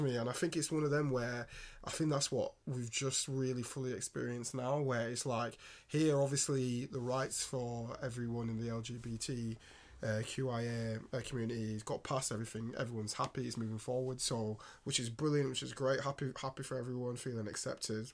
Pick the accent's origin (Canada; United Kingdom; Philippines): United Kingdom; England; an English-born uh, boy in this country